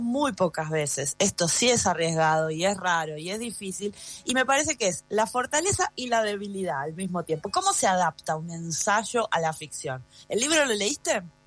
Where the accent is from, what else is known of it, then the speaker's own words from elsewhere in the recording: Buenos Aires, Argentina; moved away; yo hace muchos años que no vivo en Buenos Aires, que nací, crecí en Buenos Aires